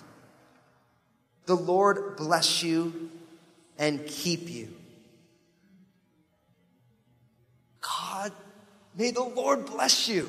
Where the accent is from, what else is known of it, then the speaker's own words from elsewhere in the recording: New Jersey, United States; I'm from New Jersey.